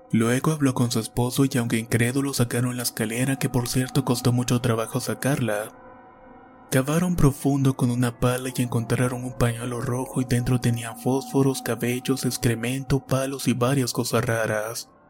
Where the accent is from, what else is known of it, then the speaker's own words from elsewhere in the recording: Chile; Soy de Chile y vivo en la ciudad más austral del mundo, mejor conocida como Punta Arenas.